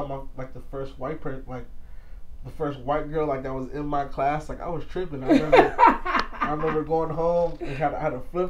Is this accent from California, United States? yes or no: yes; Los Angeles, California, United States; I grew up in South Central LA. Grew up on Hoover Street.